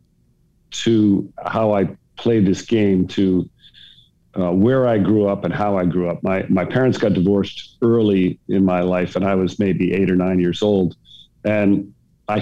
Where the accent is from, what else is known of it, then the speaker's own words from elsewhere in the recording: Barrington, Rhode Island, United States; I grew up in Barrington, Rhode Island, which was a very nice town to grow up